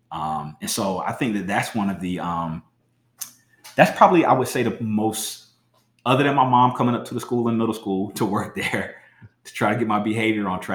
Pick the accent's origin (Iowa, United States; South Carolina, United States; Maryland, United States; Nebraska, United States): South Carolina, United States; moved away as an adult; also born or lived in Philadelphia / Milwaukee; I grew up in South Carolina